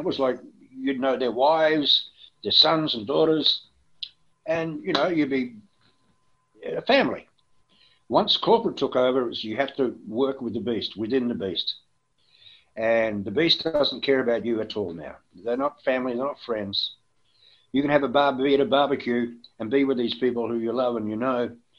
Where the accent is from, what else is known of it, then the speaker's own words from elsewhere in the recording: Melbourne, Victoria, Australia; But there were a few people at the FM 104 who didn't like me, basically because I came from Melbourne.